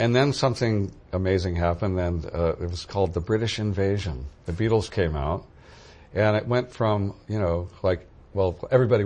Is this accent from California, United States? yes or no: yes; Santa Cruz, California, United States; I grew up in California. I'm native California from Santa Cruz originally